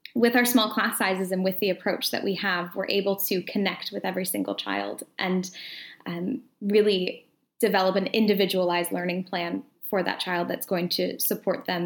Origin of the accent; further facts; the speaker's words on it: Atlanta, Georgia, United States; moved away as an adult; now in Edinburgh, United Kingdom; I'm originally from the United States, so originally uh, from Atlanta, Georgia